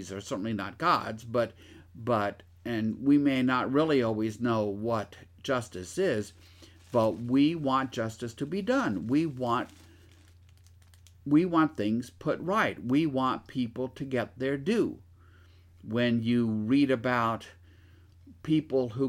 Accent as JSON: {"language": "English", "town": "Shreveport", "region": "Louisiana", "country": "United States", "tie": "born or raised there", "also_born_or_lived": "Minden, Louisiana", "said": "I grew up in one world, and in Shreveport and Minden and other parts of Louisiana"}